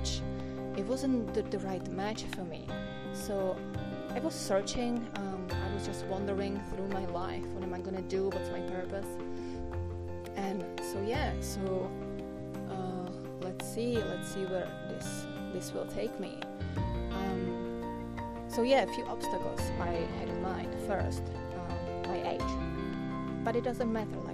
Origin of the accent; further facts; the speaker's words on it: Czechia; first language Czech; English is a second language; my native language, which is Czech